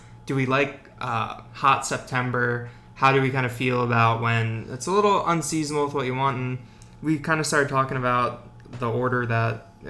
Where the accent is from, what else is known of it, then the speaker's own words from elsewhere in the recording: outside of Baltimore, Maryland, United States; I grew up outside of Baltimore.